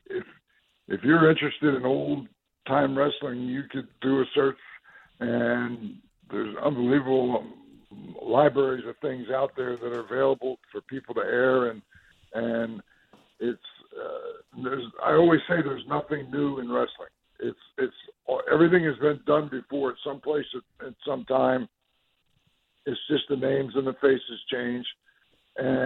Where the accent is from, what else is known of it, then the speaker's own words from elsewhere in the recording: New Jersey, United States; I was originally from New Jersey, born and raised there